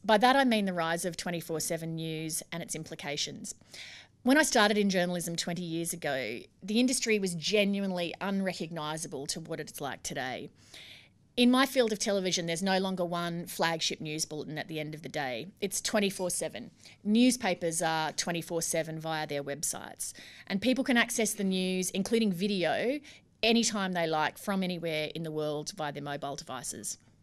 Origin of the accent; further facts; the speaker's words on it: Brisbane, Queensland, Australia; moved away; I grew up in Brisbane and I went to school and university